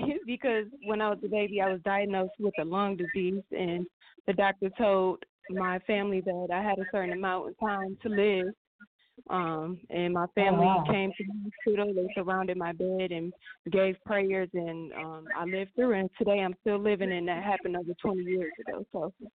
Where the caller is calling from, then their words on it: Rockford, Illinois, United States; I'm calling from Rockford, Illinois, about 2 hours away from Chicago.